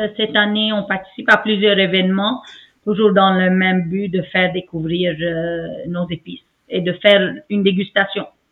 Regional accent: Aleppo, Aleppo Governorate, Syria; moved away as an adult; now in Montreal, Canada; mon pays natal, ma ville natale, Alep

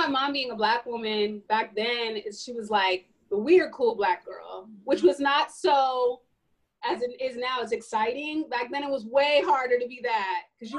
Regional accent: California, United States; I'm from Northern California, like a little bit an hour above.

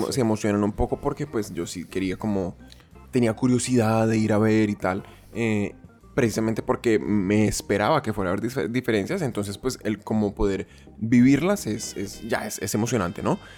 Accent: Colombia; moved away; also born or lived in Japan; yo como colombiano

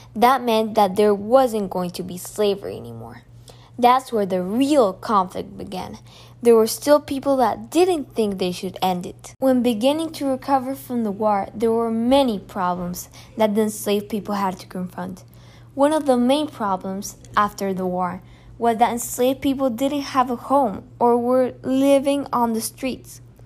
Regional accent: Colombia; I come from Colombia, a place with FARC and other guerrilla movements

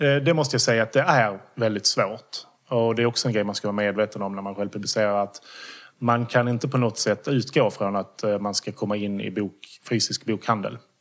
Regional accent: Skåne, Sweden; jag är skåning

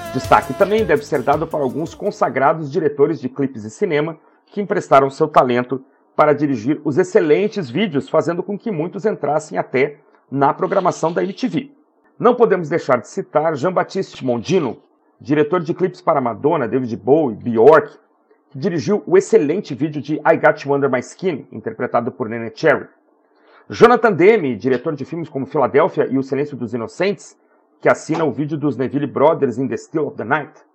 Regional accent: Porto Alegre, Rio Grande do Sul, Brazil; a minha terra natal, Porto Alegre

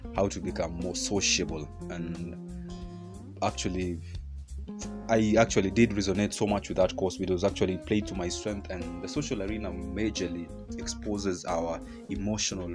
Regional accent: Kenya; our educational systems here in Kenya, I come from Kenya

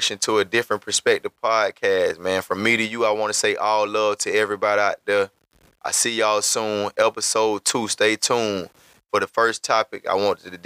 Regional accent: Montgomery, Alabama, United States; I'm from Montgomery, Alabama. It's where I was born and raised.

